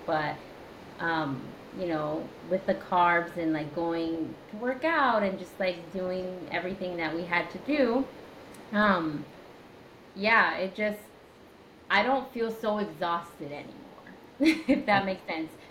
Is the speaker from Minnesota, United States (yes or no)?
no; Indiana, United States; I'm from Indiana